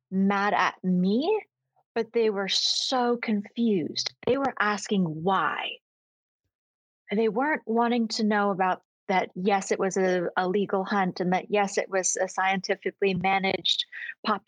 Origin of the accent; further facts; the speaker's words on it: Maine, United States; now in Texas, United States; I grew up in Maine.